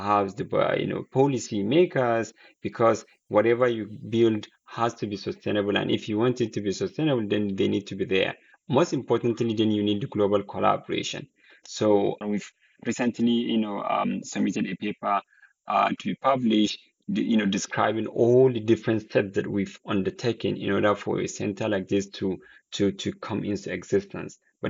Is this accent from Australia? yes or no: no; Nigeria; moved away as an adult; I was born and raised in Nigeria and educated there